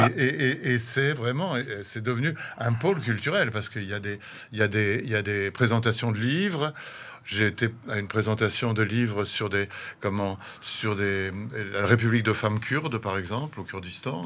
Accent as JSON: {"language": "French", "town": "Paris", "region": "Île-de-France", "country": "France", "tie": "born or raised there", "also_born_or_lived": "Africa", "moved": "yes", "lives_now": "Brussels, Belgium", "said": "je suis français d'origine, hein, je suis né à Paris."}